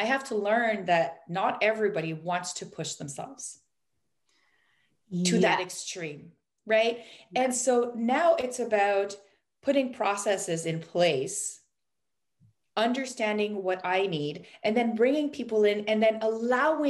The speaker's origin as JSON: {"language": "English", "country": "Canada", "said": "we're Canadian"}